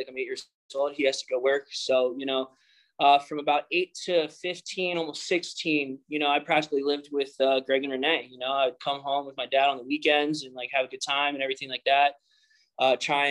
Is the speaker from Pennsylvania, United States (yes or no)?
yes; Philadelphia, Pennsylvania, United States; I grew up on the East Coast, Philadelphia.